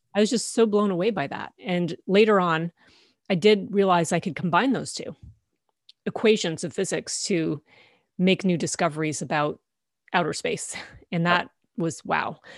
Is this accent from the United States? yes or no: no; Canada; I grew up in Canada, and this was in Ontario.